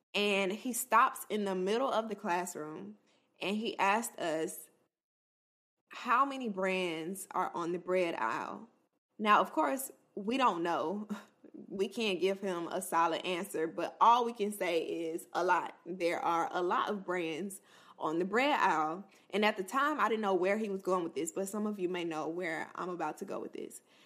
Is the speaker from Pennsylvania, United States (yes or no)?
no; Florida, United States; an H B C U in Florida, my home state